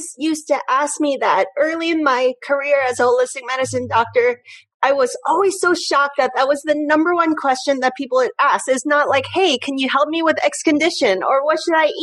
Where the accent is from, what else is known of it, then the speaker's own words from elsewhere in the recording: Hong Kong; moved away; I grew up in Hong Kong